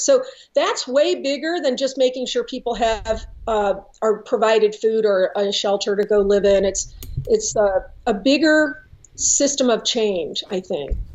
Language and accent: English; St. Louis, Missouri, United States; I was born and raised in St. Louis